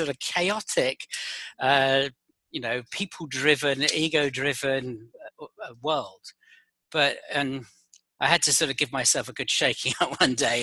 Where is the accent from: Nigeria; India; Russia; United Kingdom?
United Kingdom; London; moved away as an adult; also born or lived in Paris / Madrid / Geneva / San Francisco; now in Boston, United States; I'm based in Boston, but as you can probably tell from my accent, I'm not from Boston. I'm originally from London